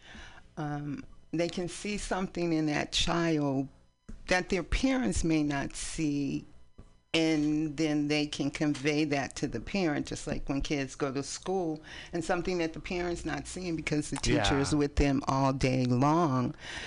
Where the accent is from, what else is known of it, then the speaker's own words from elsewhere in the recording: East Palo Alto, California, United States; also born or lived in San Francisco; now in Oakland, United States; We grew up in East Palo Alto